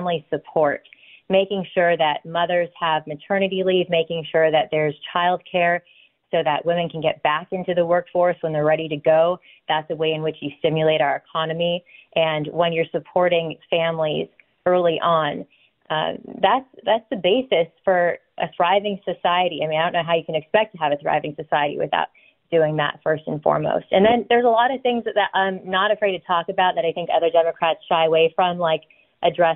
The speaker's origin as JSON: {"language": "English", "region": "California", "country": "United States", "tie": "born or raised there", "said": "I was born and raised in California"}